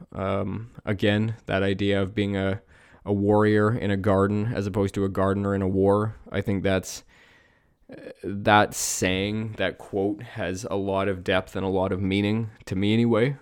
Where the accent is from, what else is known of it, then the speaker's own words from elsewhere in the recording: Canada; I grew up in Canada